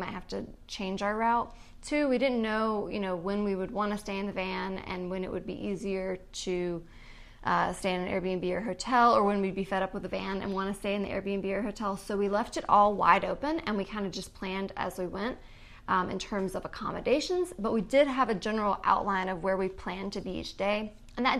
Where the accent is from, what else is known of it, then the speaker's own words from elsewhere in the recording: Virginia, United States; So we're from Virginia. So we started at home in Virginia.